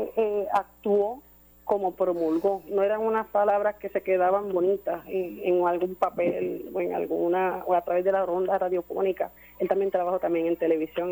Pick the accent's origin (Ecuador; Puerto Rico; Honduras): Puerto Rico; como ciudadanos, como puertorriqueños